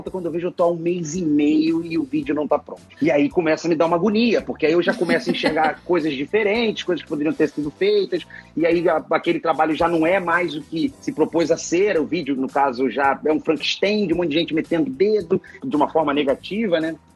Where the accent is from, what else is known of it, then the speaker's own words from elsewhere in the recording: Rio de Janeiro, Brazil; now in São Paulo, Brazil; Mas é, é, eu vim do Rio de Janeiro, e moro aqui em São Paulo hoje.